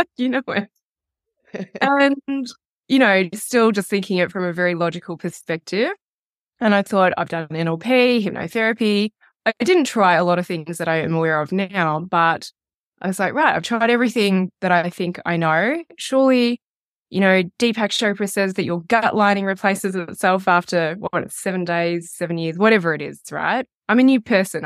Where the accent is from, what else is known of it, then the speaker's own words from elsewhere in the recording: Melbourne, Victoria, Australia; now in Wanaka, New Zealand; I am living in Wanaka, so just over the hill from you, and I am from Melbourne, Australia